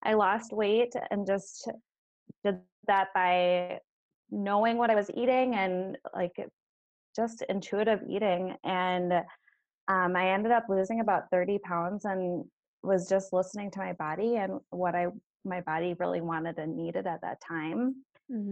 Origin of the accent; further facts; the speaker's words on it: Minnesota, United States; moved away as an adult; now in Green Bay, United States; I'm originally from Minnesota